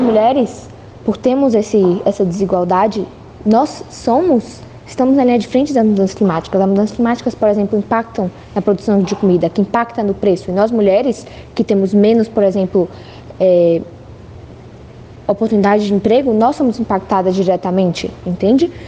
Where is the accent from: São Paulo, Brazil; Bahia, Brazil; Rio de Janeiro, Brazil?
Bahia, Brazil; Salvador; eu sou da Bahia, Salvador, do Brasil.